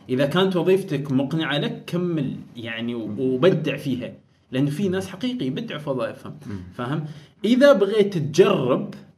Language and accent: Arabic; Oman; بيتنا ما قريتنا ما بس يعني عمان